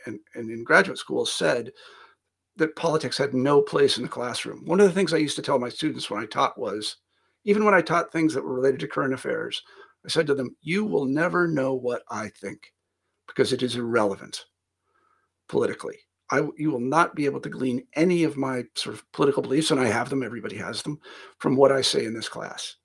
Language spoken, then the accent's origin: English; Kansas, United States; moved away; also born or lived in Iowa; I'm from Kansas originally, not exactly a hotbed of academia